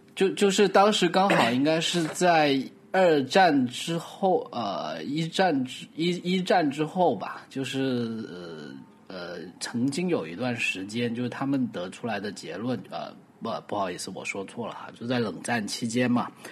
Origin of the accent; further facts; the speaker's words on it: Guangdong, China; Chinese is a second language; 作为一个广东人